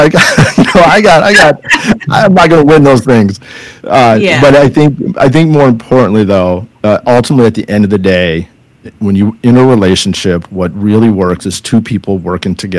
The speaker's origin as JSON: {"language": "English", "region": "California", "country": "United States", "said": "I'm from California"}